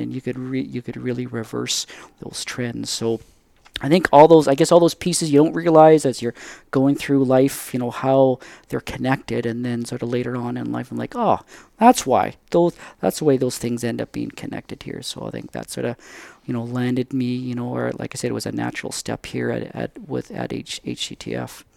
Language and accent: English; Surrey, British Columbia, Canada; I grew up just in the Lower Mainland there, just outside, you know, in, in Surrey